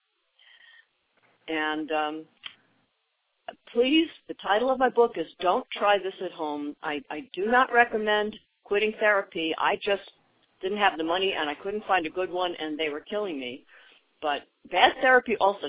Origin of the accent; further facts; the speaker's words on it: New York City, New York, United States; moved away as an adult; also born or lived in Washington, D.C.; now in Orange County, United States; I'm from New York City originally.